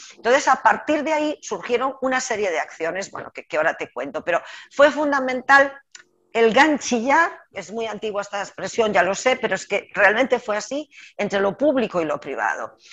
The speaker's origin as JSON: {"language": "Spanish", "region": "Galicia", "country": "Spain", "said": "como gallega no voy a ser capaz"}